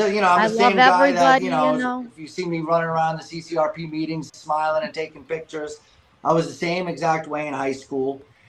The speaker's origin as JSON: {"language": "English", "region": "New York", "country": "United States", "tie": "born or raised there", "also_born_or_lived": "Long Island", "said": "I grew up {S11} in New York, Queens, until I was 8 years old. Then I moved to Long Island in New York."}